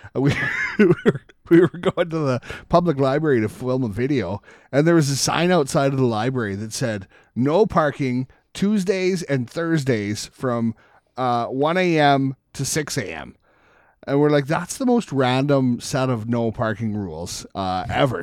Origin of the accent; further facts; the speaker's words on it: Canada; as Canadian